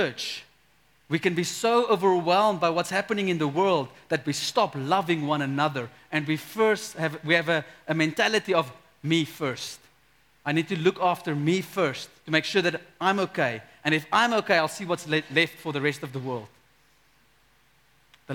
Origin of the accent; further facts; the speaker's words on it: South Africa; we as a South African people, we grew up in a culture where everyone is Christian